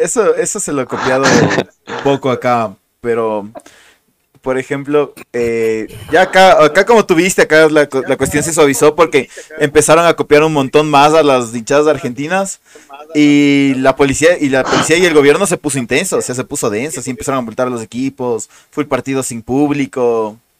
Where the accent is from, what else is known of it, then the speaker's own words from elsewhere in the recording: Quito, Pichincha, Ecuador; Nosotros los quiteños decimos que no tenemos acento.